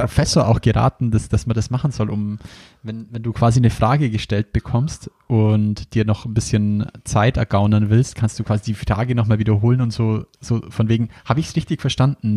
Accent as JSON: {"language": "German", "region": "Bavaria", "country": "Germany", "said": "Bei uns in Bayern sagt man nur Fasching dazu"}